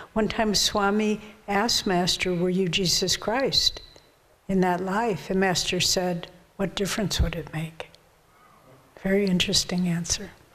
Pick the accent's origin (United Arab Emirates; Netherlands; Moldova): Moldova; now in Glastonbury, United Kingdom; originally from Moldova.